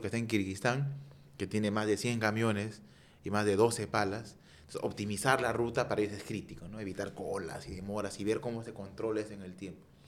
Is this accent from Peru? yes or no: yes; Peru; somos peruanos